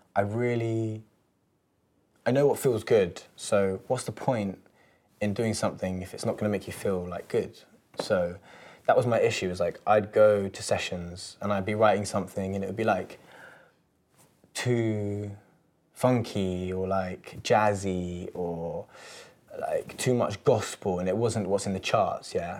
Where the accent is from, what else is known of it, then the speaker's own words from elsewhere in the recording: London, United Kingdom; growing up in London